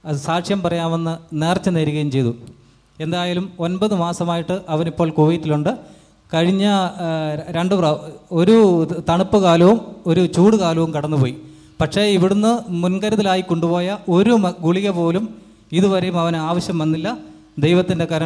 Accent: Aymanam, Kerala, India; ഇതെൻ്റെ ഭാര്യ ലൂസി ഞങ്ങൾ കോട്ടയത്തിനടുത്തുള്ള അയ്മനം എന്ന് പറഞ്ഞ സ്ഥലത്തു നിന്ന് വരുന്നു ഐക്യരച്ചിരപ്പള്ളി ഇടവക്കാരാണ്

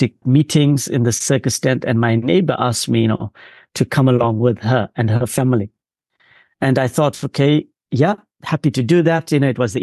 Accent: Durban, KwaZulu-Natal, South Africa; grew up largely on the outskirts of a city called Durban in South Africa on the East Coast

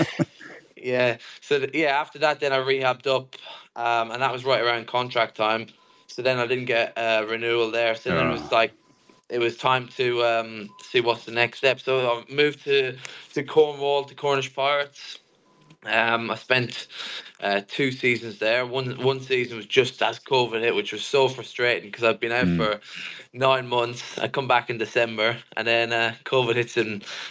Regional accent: Kildare, Leinster, Ireland; I'm from Kildare, Ireland. And I was maybe from the age of 4 or 5 in my local club called Kildare

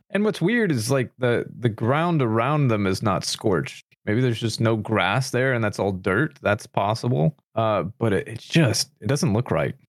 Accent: United States; as an American

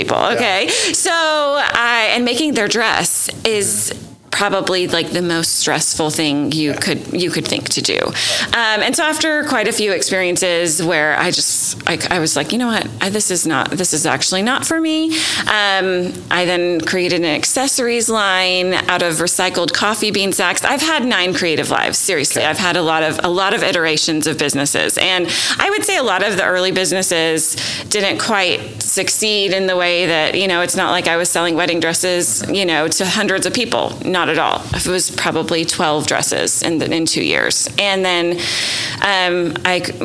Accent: Nashville, Tennessee, United States; moved away as an adult; also born or lived in Rhode Island; now in Oklahoma City, United States; I grew up in Nashville, Tennessee

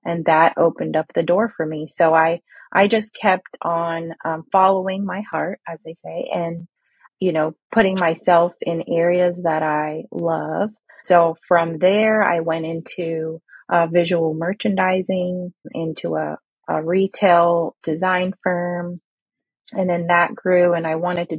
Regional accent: Alpharetta, Georgia, United States; moved away as an adult; also born or lived in Kuwait; now in Orlando, United States; I grew up in Alpharetta, Georgia. So I say that I'm a Middle Eastern Georgia peach

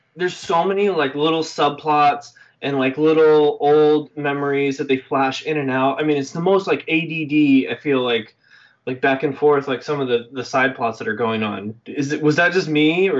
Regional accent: United States; And we're from America.

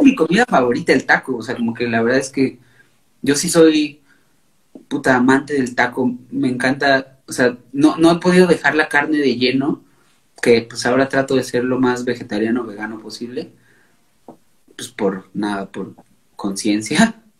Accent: Mexico City, Mexico; Yo soy de la Ciudad de México y nací en una colonia que se llama Lindavista.

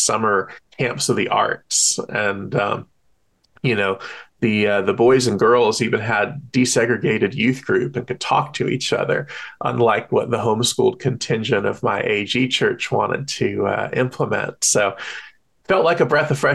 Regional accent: American South, United States; I grew up in the God-haunted, Christ-obsessed American South

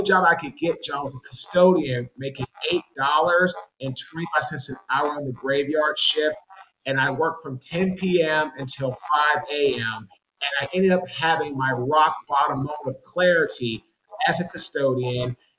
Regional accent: Washington, District of Columbia, United States; moved away as an adult; also born or lived in Jacksonville, Florida / Baltimore, Maryland / Raleigh, North Carolina; I'm from Washington, D.C.

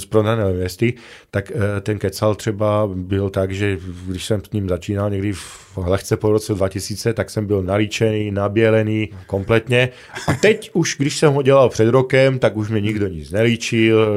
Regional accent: Lipany, Prešov Region, Slovakia; Czech is a second language; moved away as an adult; also born or lived in Košice; now in Ostrava, Czech Republic; Jsem narozený na východním Slovensku, v malém městečku Lipany, má, hm, zhruba třicet kilometrů od Prešova, ale studoval jsem pak posléze v Košicích

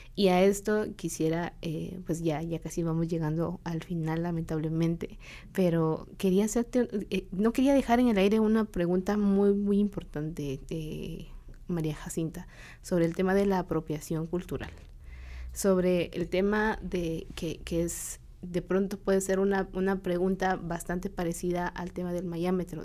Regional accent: San Juan Comalapa, Chimaltenango, Guatemala; Yo soy de, de, Comalapa, de Chichot, y es un pueblo cachiquel

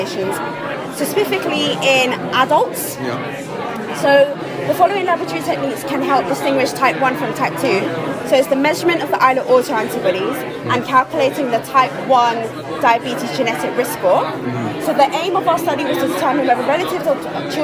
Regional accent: London, United Kingdom; now in Bristol, United Kingdom; I'm from London

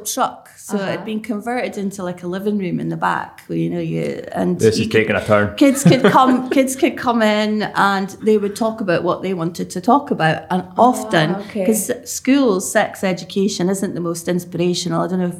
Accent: Lossiemouth, Scotland, United Kingdom; also born or lived in Cambridge / Germany; now in Aberdeen, United Kingdom; Went out to Germany for a few years. I think I was six when I came to Lossiemouth. So I started primary school in Lossiemouth. Got dragged up in Lossiemouth. and then I moved out to Aberdeen, 2012.

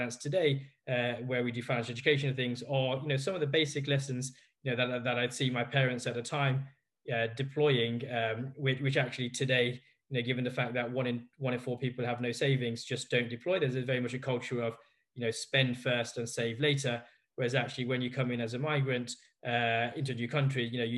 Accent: Leicester, East Midlands, United Kingdom; I was born in Leicester

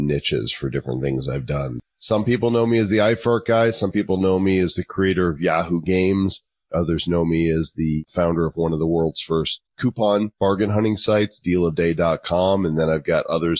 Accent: Northbrook, Illinois, United States; moved away as an adult; also born or lived in Texas / Oklahoma; now in Northern Colorado, United States; I'm actually from Chicago suburbs, Northbrook, Illinois, which is where The Breakfast Club and Ferris Bueller's Day Off, John Hughes, went to my high school

